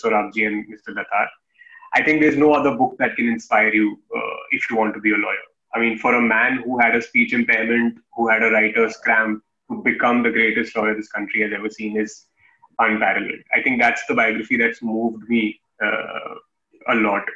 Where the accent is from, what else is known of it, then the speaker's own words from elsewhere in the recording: Kanpur, Uttar Pradesh, India; moved away as an adult; also born or lived in Delhi; my hometown in Kanpur